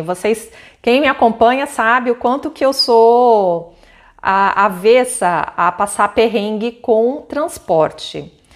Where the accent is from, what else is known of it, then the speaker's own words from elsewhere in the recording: Campo Grande, Mato Grosso do Sul, Brazil; eu cresci em Campo Grande, eu fui várias vezes para Bonito.